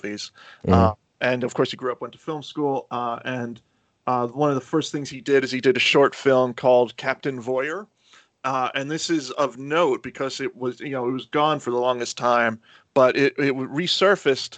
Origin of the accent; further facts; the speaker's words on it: New York, United States; John Carpenter was born in New York, much like myself